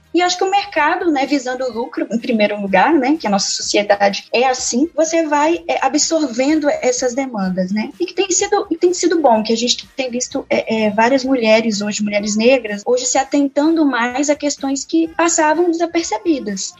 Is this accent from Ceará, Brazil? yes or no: no; Espírito Santo, Brazil; eu sou estudante de História pela Universidade Federal do Espírito Santo, capixaba